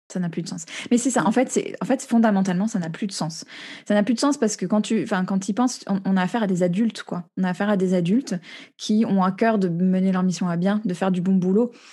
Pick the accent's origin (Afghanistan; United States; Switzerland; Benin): United States; now in France; j'ai grandi aux États-Unis, je suis très branchée sur la culture là-bas